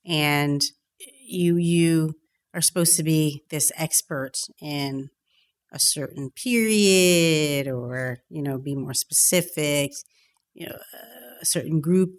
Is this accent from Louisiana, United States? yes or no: no; Mississippi, United States; moved away as an adult; now in Pittsburgh, United States; but I'm from Mississippi, and then I grew up in small towns. Pittsburgh is the largest city I've ever lived in. I came here for college.